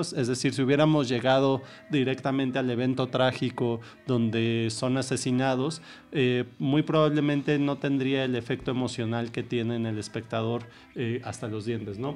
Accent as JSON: {"language": "Spanish", "region": "Mexico City", "country": "Mexico", "tie": "born or raised there", "said": "yo nací ya en la Ciudad de México"}